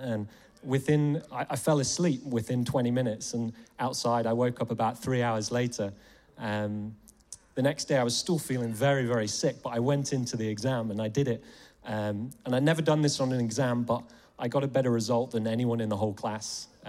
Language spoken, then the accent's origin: English; England, United Kingdom; moved away; I was in England, you might tell from my accent, and I was in the garden of my parents' house.